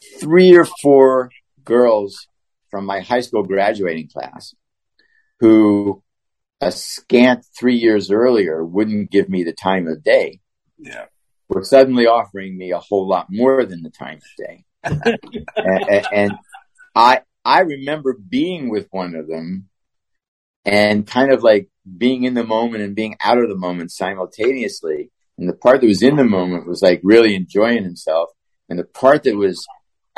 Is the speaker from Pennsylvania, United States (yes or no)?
yes; Pittsburgh, Pennsylvania, United States; moved away; I'm from Pittsburgh